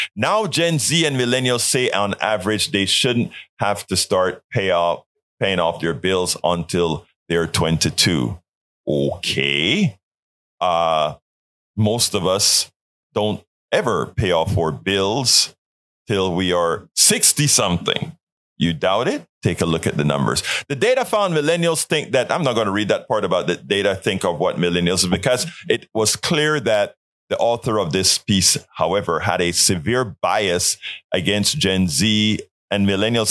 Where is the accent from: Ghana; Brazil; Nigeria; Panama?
Panama; Colón; now in United States; Panama, in Colon, where I'm from